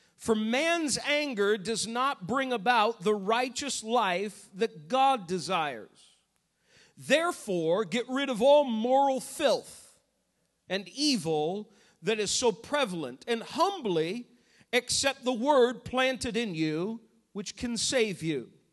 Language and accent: English; New England, United States; Growing up in New England